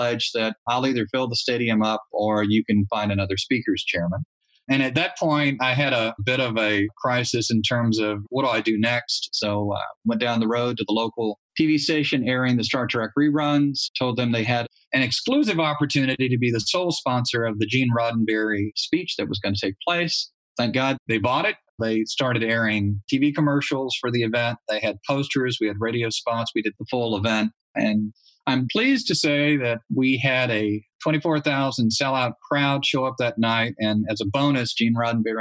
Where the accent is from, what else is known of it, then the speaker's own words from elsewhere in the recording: Louisiana, United States; I'm from Louisiana